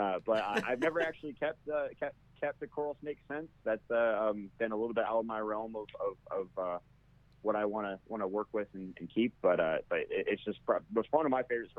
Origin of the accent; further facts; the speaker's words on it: Alabama, United States; moved away; growing up in Alabama